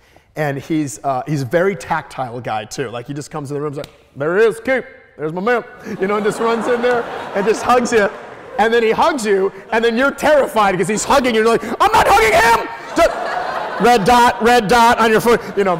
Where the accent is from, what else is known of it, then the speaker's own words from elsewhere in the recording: Midwest, United States; I mean a dialect that has its origins in the South, especially because I'm from the Midwest.